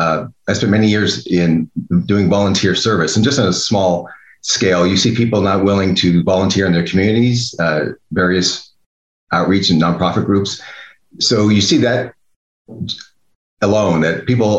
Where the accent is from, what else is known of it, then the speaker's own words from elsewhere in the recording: New York, United States; moved away; also born or lived in California; I'm from New York